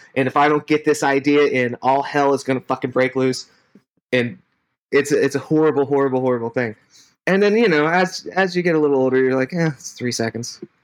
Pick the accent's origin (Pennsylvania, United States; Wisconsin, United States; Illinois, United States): Pennsylvania, United States; Pittsburgh; our age and growing up in Pittsburgh, you had WDVE